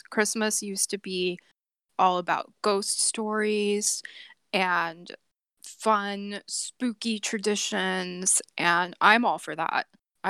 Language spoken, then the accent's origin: English; Illinois, United States; growing up in Central Illinois, we would have Halloween on like both nights, the 30th and the 31st, and there would be trick-or-treating like both nights in my town.